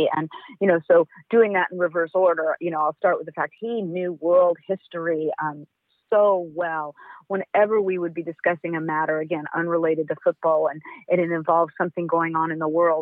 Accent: Los Angeles, California, United States; also born or lived in Berkeley; I grew up in Los Angeles

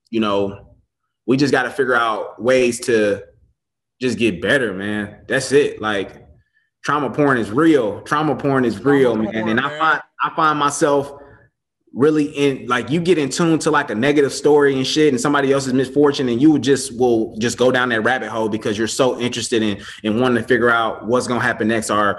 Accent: Chicago, Illinois, United States; I grew up in Chicago. I went to Morgan Park High School.

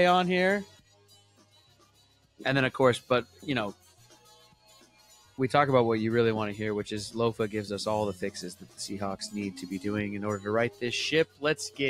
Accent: Edmonds, Washington, United States; born and raised in Edmonds, Washington

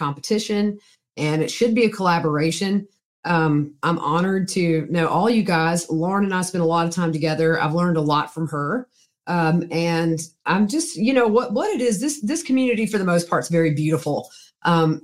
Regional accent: the South, United States; I'm from the South

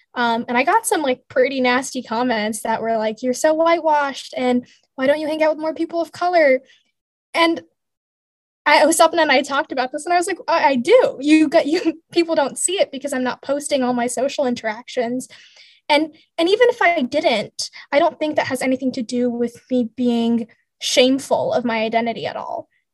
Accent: Bay Area, California, United States; I grew up in California, the Bay Area to be exact

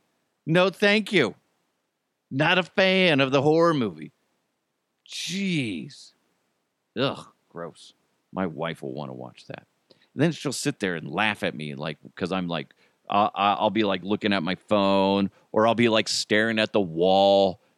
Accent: New York, United States; Come on. I'm from New York. Hey, fuck you.

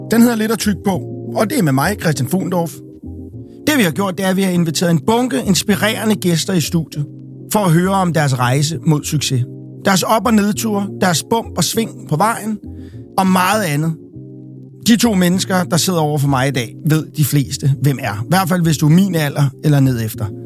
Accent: Copenhagen, Capital Region of Denmark, Denmark; jeg er jo fra Amager

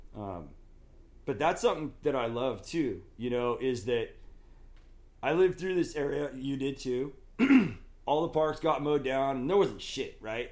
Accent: Oregon, United States; moved away as an adult; also born or lived in La Mirada, California / Palm Springs, California / Oceanside, California; now in Northern California, United States; those twelve years, first grade through twelfth grade, I spent in Oregon teenage years in the 80s.

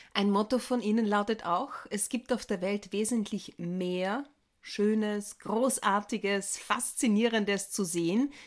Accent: Villach, Carinthia, Austria; wo ich aufgewachsen bin, nämlich in Villach

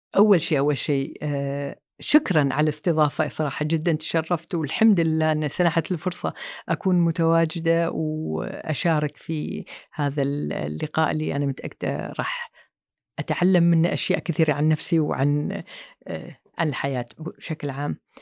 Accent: Kuwait; also born or lived in Saudi Arabia / London; طلعنا من الكويت

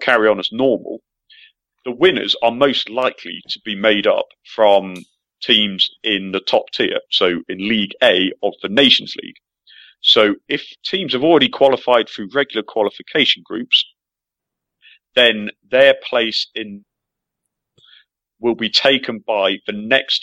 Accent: England, United Kingdom; as an Englishman

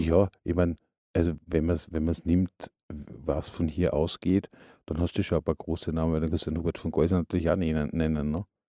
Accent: Upper Austria, Austria; now in Salzburg, Austria; Wir sind aus Oberösterreich

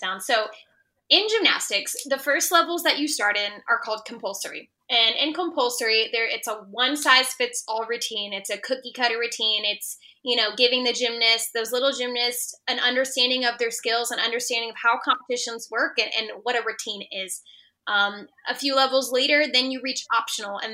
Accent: Texas, United States; I'm a Texan

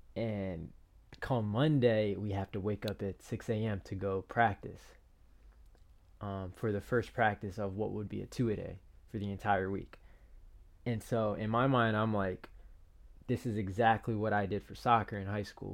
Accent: Piscataway, New Jersey, United States; I was from Piscataway

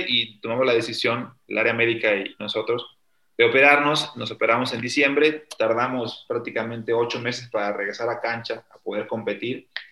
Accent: Mexico; mi país

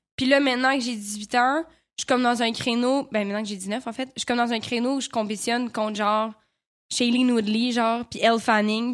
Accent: Quebec, Canada; accent: Québécois; j'avais encore un gros accent euh, québécois

